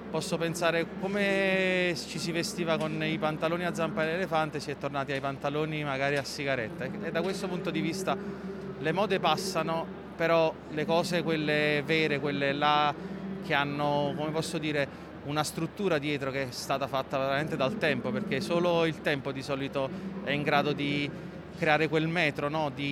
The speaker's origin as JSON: {"language": "Italian", "town": "Naples", "region": "Campania", "country": "Italy", "said": "perché da napoletani penso che la pizza ci rappresenta"}